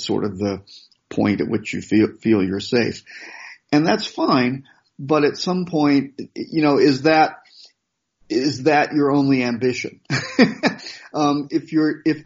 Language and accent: English; United States; growing up in America